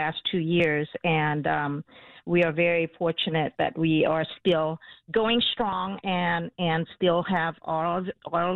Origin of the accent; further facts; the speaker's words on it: Vietnam; now in Chicago, United States; when we grew up in Vietnam